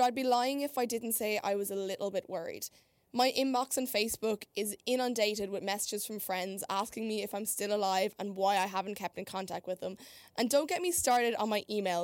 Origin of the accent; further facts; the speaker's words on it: Ireland; moved away as an adult; now in Chicago, United States; I'm an Irish girl who moved here in January to do a semester abroad at Columbia College Chicago